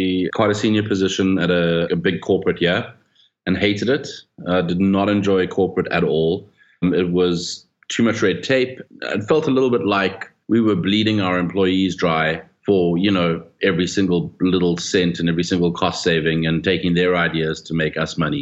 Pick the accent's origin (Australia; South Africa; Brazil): South Africa; I was born in South Africa. I still live in South Africa. I love it here